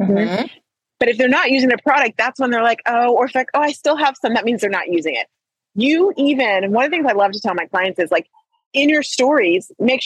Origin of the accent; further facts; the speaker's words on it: Trinidad & Tobago; I'm Trinidadian